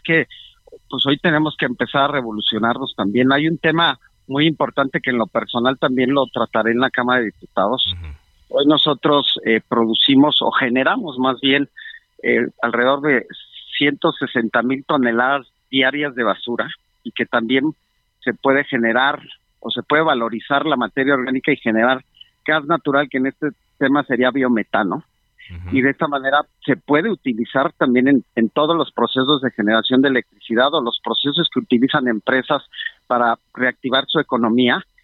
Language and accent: Spanish; Mexico; nosotros como mexicanos